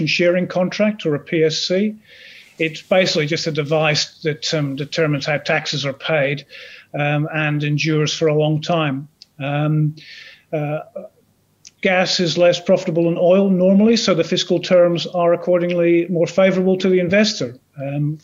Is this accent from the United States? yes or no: no; Aberdeen, Scotland, United Kingdom; accent: vague Scottish burr; now in Australia; I'm from Aberdeen in Scotland originally, but I've lived in Australia for around 25 years